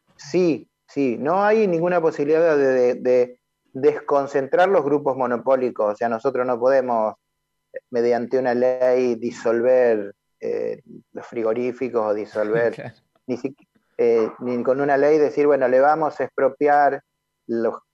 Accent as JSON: {"language": "Spanish", "country": "Argentina", "said": "los argentinos consumimos 6 millones de toneladas de trigo"}